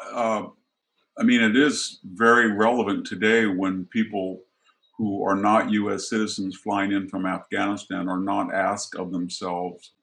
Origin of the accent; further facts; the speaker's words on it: United States; my hometown, what I grew up